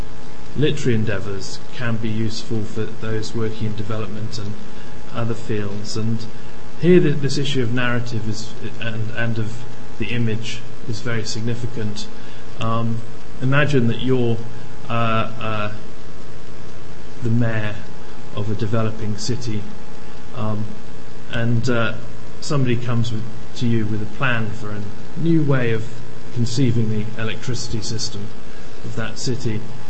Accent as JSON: {"language": "English", "country": "Malawi", "tie": "born or raised there", "also_born_or_lived": "Tanzania / Uganda", "said": "My background was growing up in Malawi and Tanzania, Uganda, various other places in Africa."}